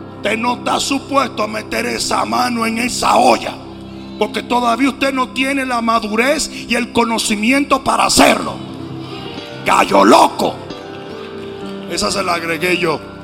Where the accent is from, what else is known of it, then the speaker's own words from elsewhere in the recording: Dominican Republic; mi país, la República Dominicana